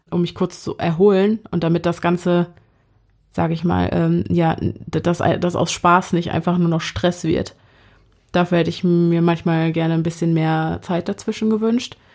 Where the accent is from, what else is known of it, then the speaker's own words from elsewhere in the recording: North Rhine-Westphalia, Germany; Wir kommen aus NRW und genauer wollen wir das nicht beantworten, weil wir paranoid sind.